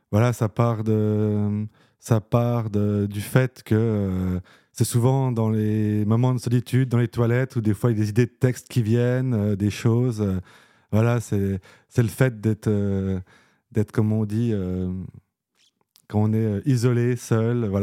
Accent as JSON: {"language": "French", "town": "Nancy", "region": "Grand Est", "country": "France", "tie": "born or raised there", "said": "moi, je suis né à Nancy. Voilà, y a pas... J'ai vécu à Nancy, j'ai fait mes études à Nancy. Voilà, un euh, pur souche, on va dire."}